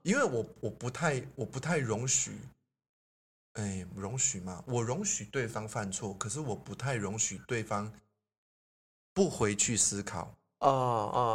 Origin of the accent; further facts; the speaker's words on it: Taiwan; 我们台湾人